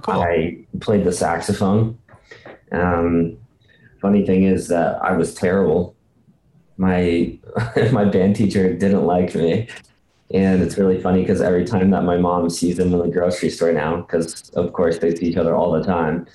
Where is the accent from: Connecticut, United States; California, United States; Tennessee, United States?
California, United States; Bishop; I actually grew up in a, a small little town in California called Bishop